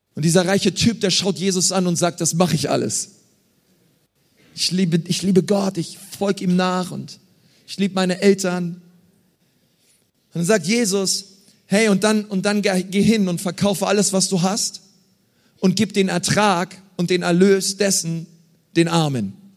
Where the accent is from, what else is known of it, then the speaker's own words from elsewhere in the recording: Berlin, Germany; Ich bin in Berlin groß geworden.